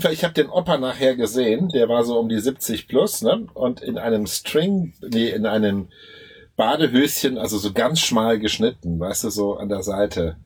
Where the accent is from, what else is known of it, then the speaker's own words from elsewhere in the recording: Germany; bei uns in Deutschland